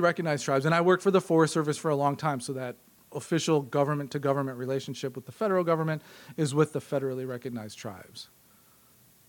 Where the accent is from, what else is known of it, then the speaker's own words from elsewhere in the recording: Green Bay, Wisconsin, United States; I'm from Wisconsin. In my intro, I said I'm from Green Bay.